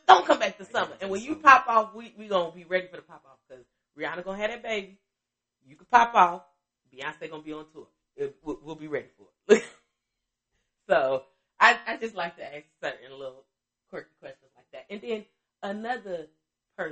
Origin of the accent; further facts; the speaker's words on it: Chicago, Illinois, United States; I'm from Chicago